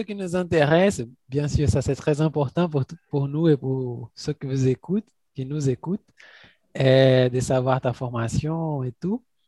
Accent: Contagem, Minas Gerais, Brazil; French is a second language; also born or lived in Barreiro, Belo Horizonte; now in Belo Horizonte, Brazil; ma famille vient des Barrières, mais j'ai grandi à Contagem, c'est une ville à côté de Belo Horizonte

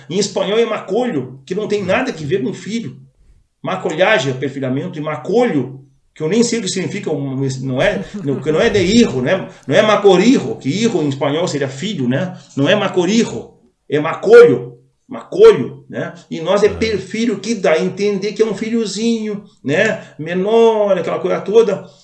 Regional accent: Brazil; eu sou brasileiro, então torço por nós aqui

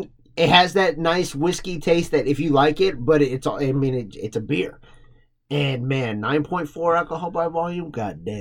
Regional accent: Texas, United States; we're from Texas

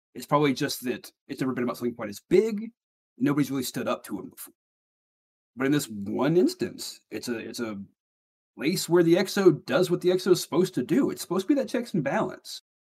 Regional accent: Alabama, United States; my neck of the woods

